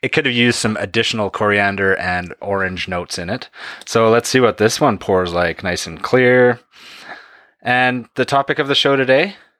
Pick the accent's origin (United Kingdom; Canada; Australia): Canada; here in Canada as Canadians